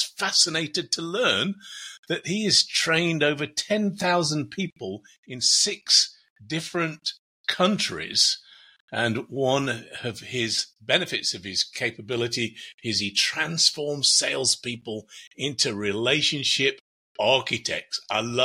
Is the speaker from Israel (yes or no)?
no; England, United Kingdom; moved away as an adult; now in United States; I'm from England originally. But I've been in the States for 26 years.